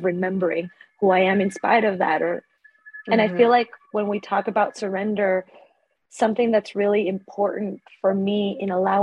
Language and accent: English; Ecuador; moved away as an adult; also born or lived in Australia; now in Stockholm, Sweden; I grew up in Ecuador